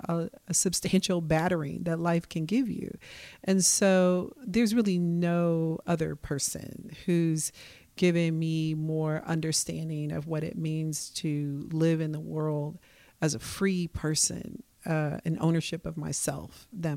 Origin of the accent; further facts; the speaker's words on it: Midwest, United States; now in Portland, United States; I came from Midwestern nice. You know, I understand that BS. I came from, like I said, a predominantly working class place. So, you know, there's a lot about Portland that I understood better